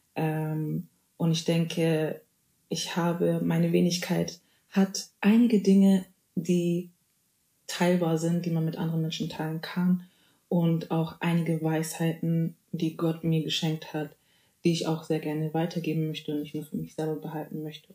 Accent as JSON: {"language": "German", "region": "Bavaria", "country": "Germany", "tie": "born or raised there", "moved": "as an adult", "lives_now": "North Rhine-Westphalia, Germany", "said": "Ich bin in Bayern geboren, aufgewachsen und wohne jetzt ähm, seit kurzem in NRW, um zu studieren"}